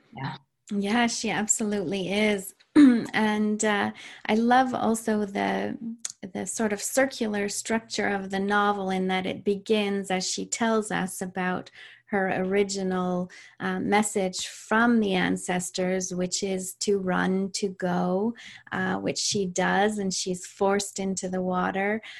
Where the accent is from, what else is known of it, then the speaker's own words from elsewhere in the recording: Canada; I'm Canadian.